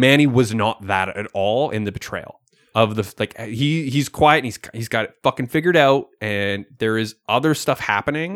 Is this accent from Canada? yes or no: yes; Canada; We are Canadian